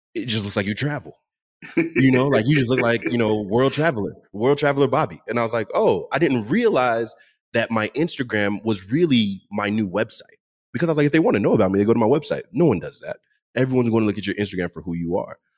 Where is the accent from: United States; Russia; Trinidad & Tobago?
United States; Dallas, Texas; also born or lived in Seattle; I grew up in Dallas, and in the Dallas community, there are a lot of DJs